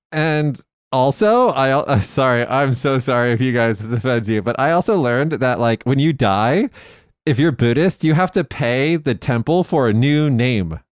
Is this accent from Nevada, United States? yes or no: yes; Las Vegas, Nevada, United States; moved away; also born or lived in Fukuoka; in Las Vegas, my hometown